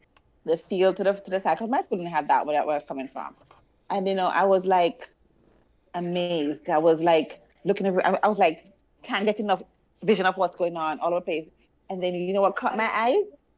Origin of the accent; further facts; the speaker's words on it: Spanish Town, Saint Catherine, Jamaica; Because I grew up in Spanish Town